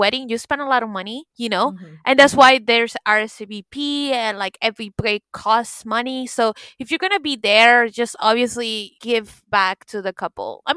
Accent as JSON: {"language": "English", "region": "the South", "country": "United States", "said": "I'm from the South"}